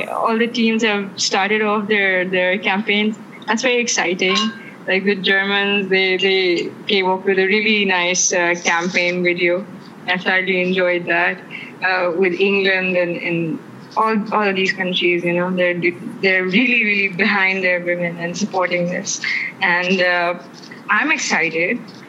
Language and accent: English; Pakistan; Growing up in Pakistan, you'd see all of those matches on PTV